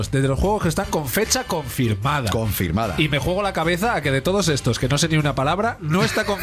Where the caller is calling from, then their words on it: Zamora, Castile and León, Spain; de Zamora.